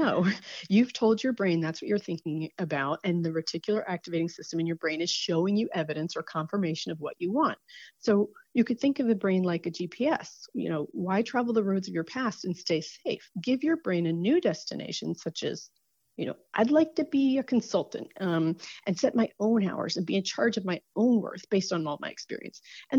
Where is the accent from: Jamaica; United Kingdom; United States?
United States; New Jersey; born there; I was born in New Jersey. I went to NC State.